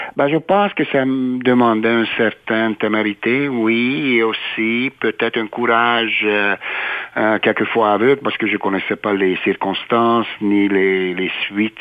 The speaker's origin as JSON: {"language": "French", "region": "Budapest", "country": "Hungary", "tie": "born or raised there", "also_born_or_lived": "Italy / Quebec City, Canada / Ottawa, Canada", "moved": "as an adult", "lives_now": "Winnipeg, Canada", "said": "je suis né en Hongrie, à Budapest, et j'ai passé mes premières 18 années à Budapest, en Hongrie"}